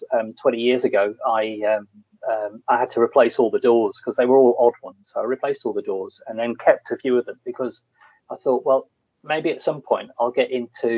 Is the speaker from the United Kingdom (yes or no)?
yes; Leeds, Yorkshire and the Humber, United Kingdom; also born or lived in near London; I grew up in Yorkshire. Leeds. I was actually sort of born near London, and then at a very early age, in the early 70s, we moved up to Leeds.